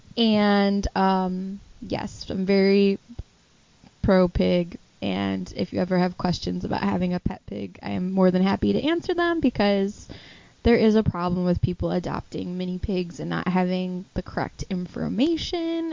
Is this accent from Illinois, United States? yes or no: yes; northwest suburbs of Chicago, Illinois, United States; We're from the northwest suburbs of Chicago